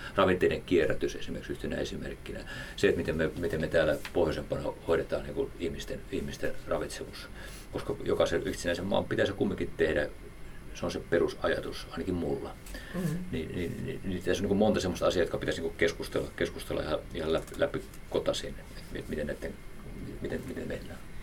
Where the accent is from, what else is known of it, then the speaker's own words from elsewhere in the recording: Häme, Tavastia, Finland; Mä oon Hämeestä kotoisin